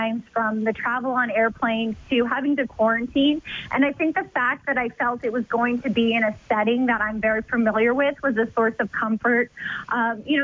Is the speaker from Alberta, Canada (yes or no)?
yes; Edmonton, Alberta, Canada; also born or lived in Arizona; now in Minnesota, United States; moving from Edmonton to Arizona, and then Arizona to Minnesota